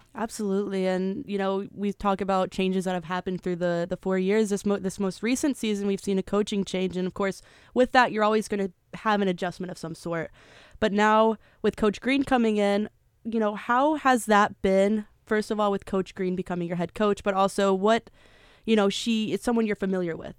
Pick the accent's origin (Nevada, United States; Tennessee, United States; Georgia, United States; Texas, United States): Tennessee, United States; I am from Tennessee